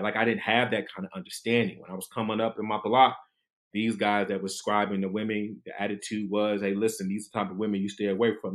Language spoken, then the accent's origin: English; Detroit, Michigan, United States; moved away as an adult; also born or lived in Washington, D.C.; I'm a kid from Detroit